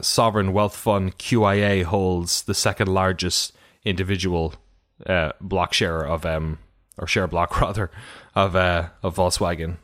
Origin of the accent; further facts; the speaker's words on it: Ireland; I'm from Ireland